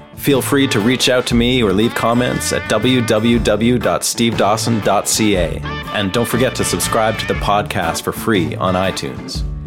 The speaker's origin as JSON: {"language": "English", "country": "Canada", "moved": "as an adult", "lives_now": "Nashville, United States", "said": "I'm a Canadian guitarist, songwriter, producer, and engineer, and I've been living and working here in Nashville for the last four years"}